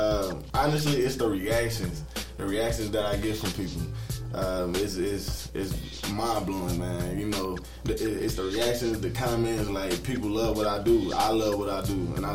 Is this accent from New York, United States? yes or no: no; Killeen, Texas, United States; also born or lived in North Carolina; born and raised, I was born in Lombard, North Carolina, you know. Eventually, I moved to Killeen, Texas. That's where I pretty much experienced life